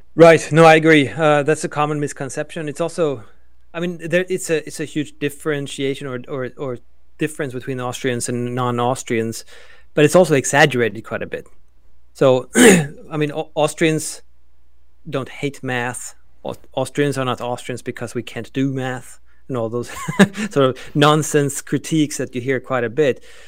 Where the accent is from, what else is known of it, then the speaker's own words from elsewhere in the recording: Sweden; also born or lived in Oklahoma; now in United States; I am originally from Sweden, now an American